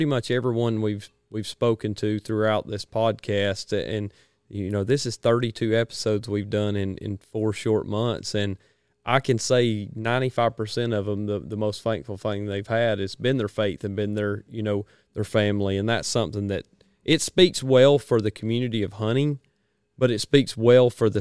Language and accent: English; Georgia, United States; growing up in Georgia, I mean, I'm my children are 5 generations on the same piece of property.